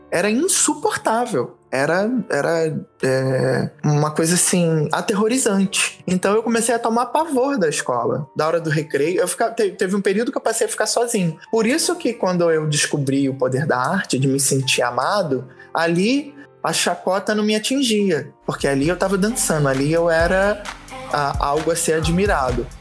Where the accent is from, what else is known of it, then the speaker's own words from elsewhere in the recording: Nova Iguaçu, Rio de Janeiro, Brazil; eu sou de Nova Iguaçu, o Rio Nova Iguaçu, Baixada Fluminense, Rio de Janeiro. Nascida e criada na periferia